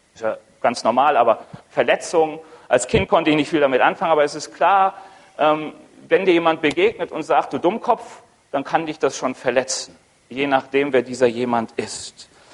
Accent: Ruhr area, North Rhine-Westphalia, Germany; moved away as an adult; now in Roth, Germany; Komme eigentlich aus dem Ruhrgebiet

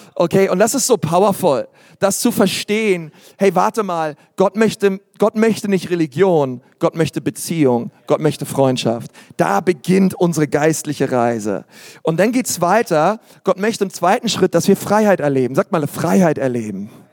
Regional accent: Berlin, Germany; Ich bin in Berlin groß geworden

